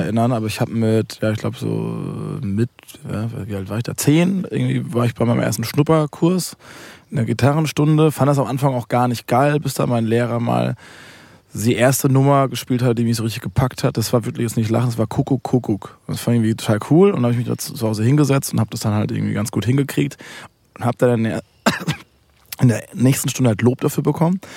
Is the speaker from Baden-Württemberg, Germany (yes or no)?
yes; Waldbronn, near Karlsruhe, Baden-Württemberg, Germany; ich komme aus Karl, also Karlsruhe ist die größere Stadt, kommt Ettlingen, kommt Waldbronn